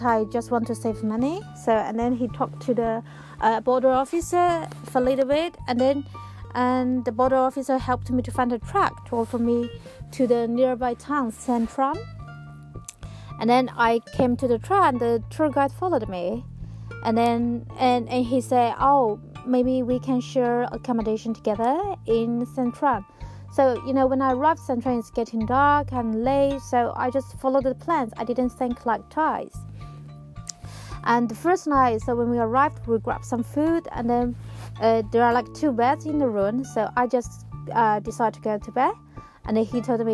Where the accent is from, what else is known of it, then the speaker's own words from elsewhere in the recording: Changchun, Jilin, China; my hometown, Changchun